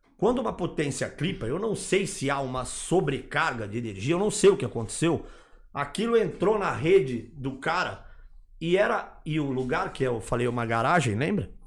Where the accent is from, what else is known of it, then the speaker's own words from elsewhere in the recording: Guarulhos, São Paulo, Brazil; Guarulhos, minha terra